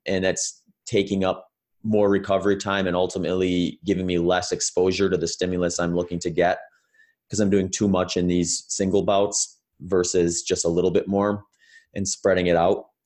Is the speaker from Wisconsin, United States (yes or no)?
yes; Wisconsin, United States; moved away as an adult; also born or lived in California; now in Phoenix, United States; I grew up in the Midwest in, in Wisconsin before moving out to California in two thousand fifteen and, uh, now I'm down in Phoenix, Arizona